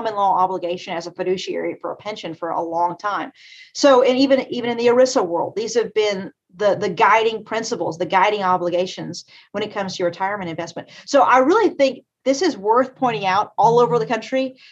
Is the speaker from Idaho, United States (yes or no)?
no; Eastern Kentucky, United States; I'm from Eastern Kentucky. I'm ninth generation in the mountains of Eastern Kentucky. I'm from the coal fields, as we call it